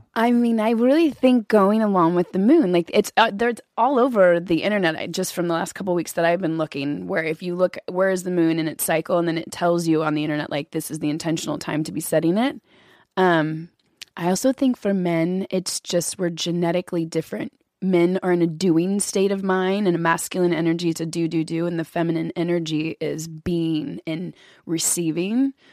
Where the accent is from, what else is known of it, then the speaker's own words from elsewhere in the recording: Kentucky, United States; I grew up in Kentucky